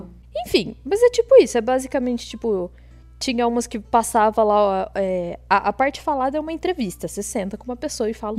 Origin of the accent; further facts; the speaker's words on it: Botelhos, Minas Gerais, Brazil; also born or lived in Poços de Caldas; eu sou de Botelhos, que talvez muita gente não conheça, uma cidadezinha muito pequenininha